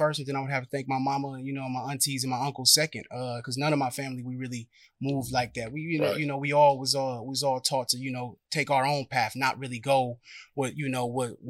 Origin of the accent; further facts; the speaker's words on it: San Francisco, California, United States; also born or lived in Antioch, California; I'm from Hunters Point. I'm from the Point. San Francisco, California. Born and raised.